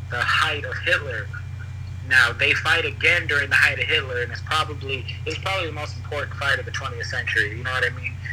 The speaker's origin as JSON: {"language": "English", "country": "United States", "said": "obviously I'm American"}